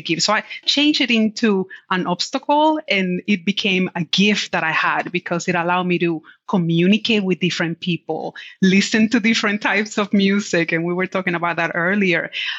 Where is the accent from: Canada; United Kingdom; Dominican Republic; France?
Dominican Republic; English is a second language; now in United States; I was born and raised in the Dominican Republic. And when I came to the US, I did not speak a word of English. And when I started to learn English, I had a very heavy accent. And so being a shy Latina